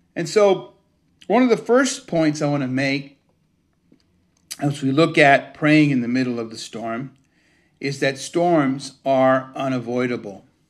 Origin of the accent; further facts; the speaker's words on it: Cuba; also born or lived in United States; now in Connecticut, United States; I wasn't born in the United States, I was born in Cuba